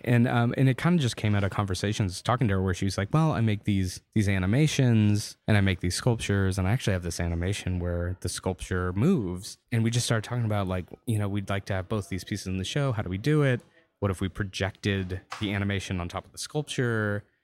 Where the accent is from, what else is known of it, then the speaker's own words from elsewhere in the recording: Louisiana, United States; moved away; also born or lived in Austin, Texas; growing up in Louisiana